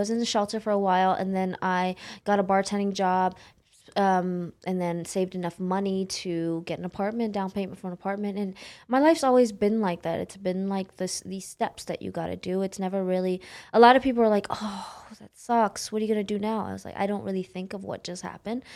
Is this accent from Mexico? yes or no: no; Oakland, California, United States; also born or lived in San Jose, California; I grew up in Oakland, California